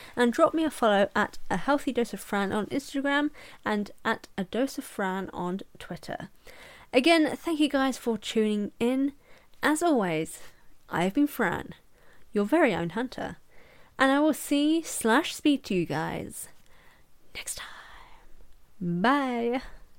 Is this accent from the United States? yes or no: no; England, United Kingdom; I'm English